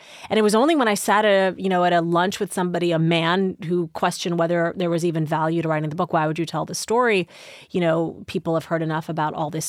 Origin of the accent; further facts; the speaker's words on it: Midwest, United States; born there; whether it was also I was born in the Midwest, whether it was also I wanted to be a journalist